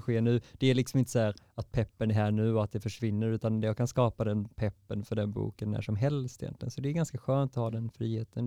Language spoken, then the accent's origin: Swedish; Varberg, Halland County, Sweden; moved away; jag kom från Varberg och nu sitter jag här